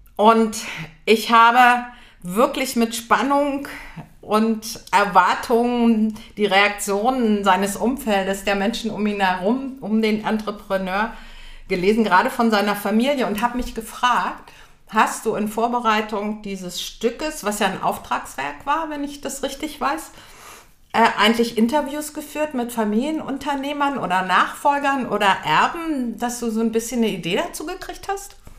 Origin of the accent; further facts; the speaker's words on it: Göttingen, Lower Saxony, Germany; am Theater Heidelberg in Göttingen, wo ich herkomme